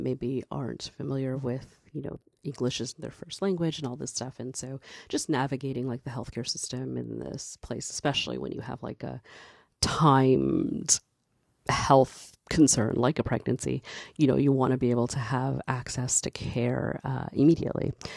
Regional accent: Canada; I'm a black Canadian. I'm Canadian and I'm black.

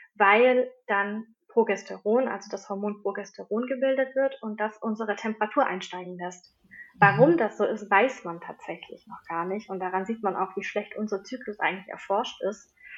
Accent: Swabia, Germany; bei uns im Schwabenland

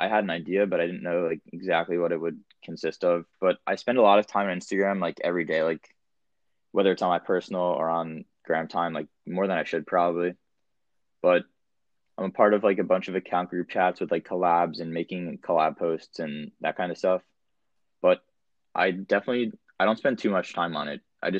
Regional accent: New Jersey, United States; I'm from Jersey too.

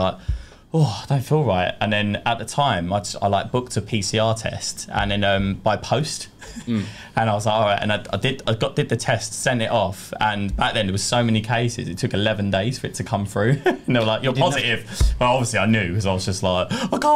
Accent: London, United Kingdom; from East London, 32 years old

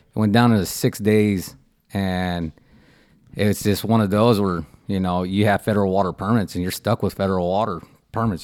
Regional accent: Port Isabel, Texas, United States; I'm from Port Isabel. Uh, you know, uh, born and raised

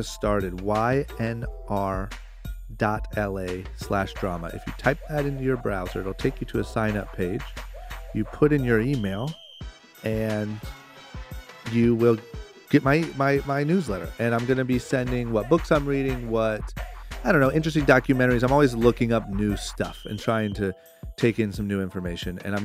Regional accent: Akron, Ohio, United States; I grew up in Akron, Ohio

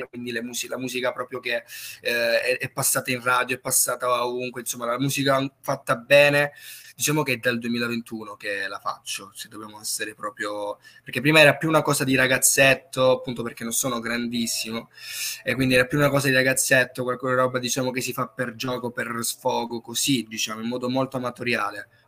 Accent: Crotone, Calabria, Italy; Calabria, sì, sì, sì. E, eh, e, qui nella mia città, nella piccola città di Crotone

